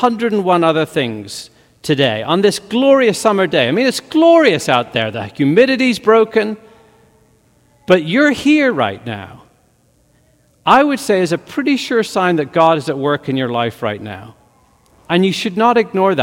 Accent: Northern Ireland, United Kingdom; moved away; growing up in Northern Ireland as a teenager

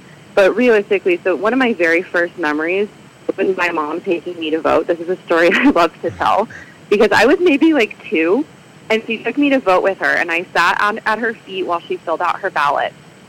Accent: Michigan, United States; moved away as an adult; now in Illinois, United States; So I moved here in 2012 for graduate school and ended up staying. I grew up in Michigan

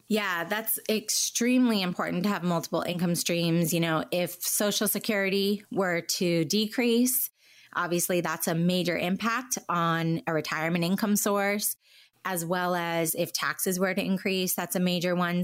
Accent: Southern California, United States; also born or lived in Washington, D.C.; I was born on the East Coast in D C, but moved to Southern California as a real young child and then have lived here most of my life

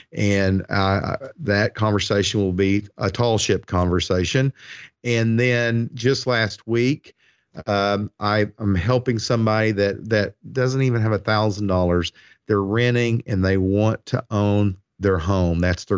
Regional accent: Ireland; I'm Irish, and I love the saying that I have made my own.

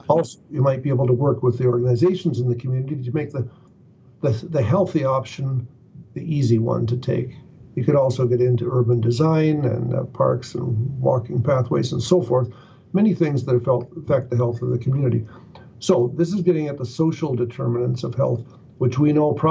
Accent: Calgary, Alberta, Canada; I come from Calgary

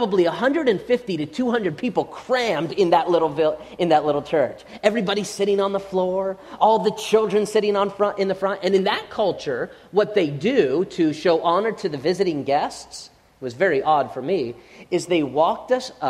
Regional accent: United States; we as American Christians

